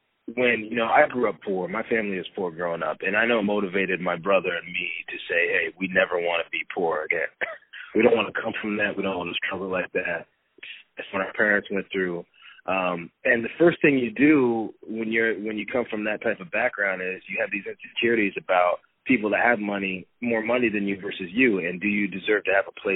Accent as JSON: {"language": "English", "town": "Port Angeles", "region": "Washington", "country": "United States", "tie": "born or raised there", "said": "my hometown of Port Angeles"}